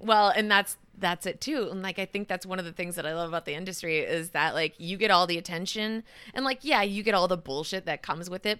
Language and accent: English; Madison, Wisconsin, United States; I grew up just outside of Madison